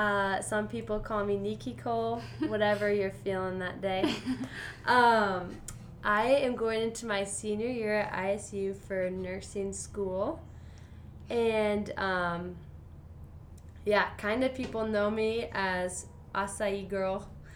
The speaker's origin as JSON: {"language": "English", "country": "United Kingdom", "said": "I am British as well."}